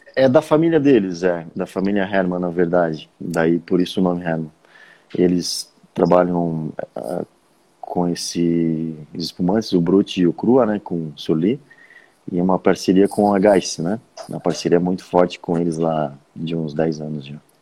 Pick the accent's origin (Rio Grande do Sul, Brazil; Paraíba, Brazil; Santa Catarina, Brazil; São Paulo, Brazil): Santa Catarina, Brazil; Urussanga; also born or lived in Jaraguá do Sul; Eu fui com poucos dias de vida para Uruçanga, que é onde a família do meu pai mora. Então eu cresci